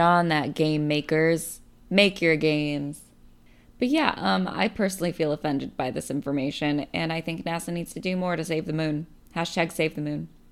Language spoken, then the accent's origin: English; Bay Area, California, United States; I'm from the Bay Area